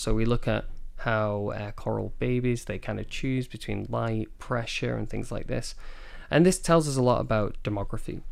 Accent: Manchester, North West England, United Kingdom; moved away as an adult; also born or lived in Scotland; now in Taiwan; I'm originally from the U K. I'm from Manchester in the, in the north of England

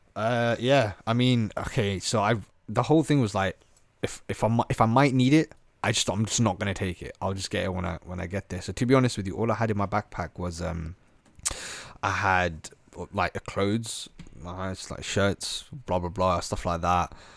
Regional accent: Slough, South East England, United Kingdom; I was out from Slough.

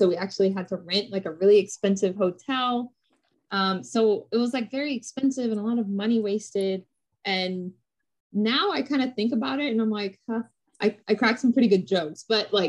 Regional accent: United States; I was born and raised in America

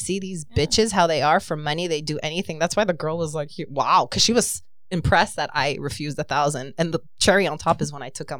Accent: Montreal, Quebec, Canada; I'm from Montreal.

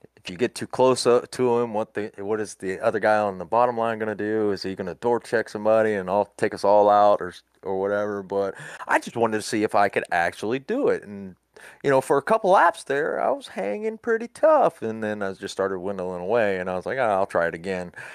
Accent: Florida, United States; moved away as an adult; also born or lived in Wilmington, North Carolina / Laurel Park, North Carolina; now in Alabama, United States; I was born and raised in Florida

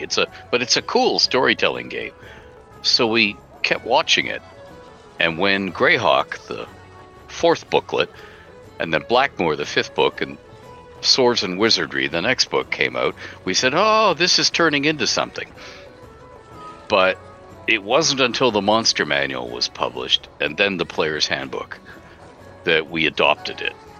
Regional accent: Canada; I'm Canadian

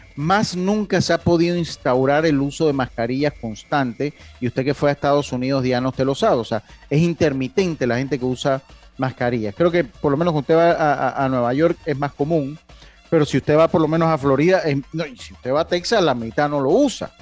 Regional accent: Las Tablas, Los Santos, Panama; Yo soy de la ciudad de las tablas. Tengo mi familia, tengo mi casa allá.

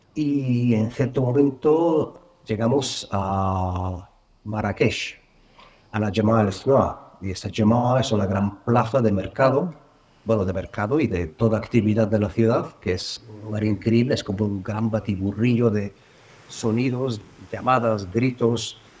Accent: Bulgaria; now in Madrid, Spain; vivo en Madrid, aunque no nací en Madrid, nací en Bulgaria

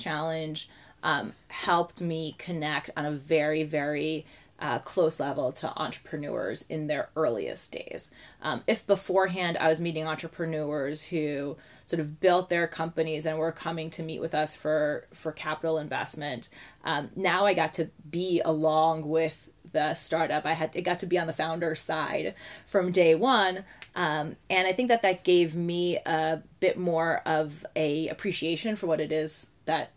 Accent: Lake Success, New York, United States; moved away as an adult; also born or lived in Haifa, Israel / northern New Jersey; now in Jerusalem, Israel; We went back to the States for family reasons in the early 90s, and I grew up in Lake Success, which is in Long Island and in northern New Jersey

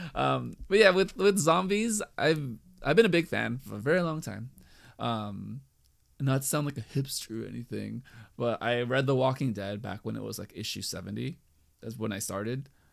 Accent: United States; also born or lived in California

